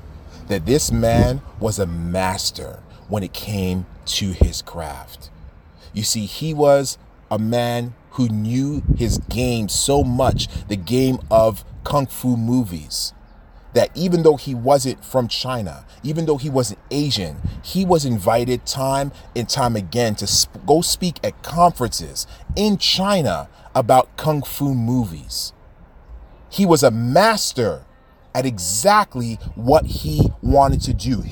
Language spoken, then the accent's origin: English; Toronto, Ontario, Canada; we're from the city of Toronto.